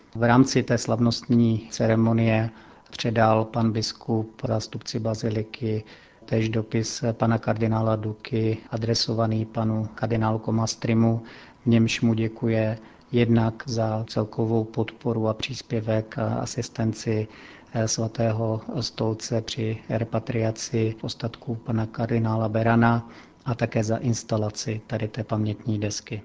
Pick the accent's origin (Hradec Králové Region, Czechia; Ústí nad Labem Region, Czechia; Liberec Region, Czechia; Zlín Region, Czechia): Zlín Region, Czechia; Strání; now in Vatican City; v mé rodné obci Strání Květná